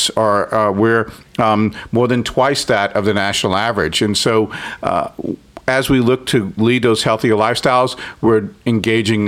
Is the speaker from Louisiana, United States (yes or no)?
yes; New Orleans, Louisiana, United States; growing up in New Orleans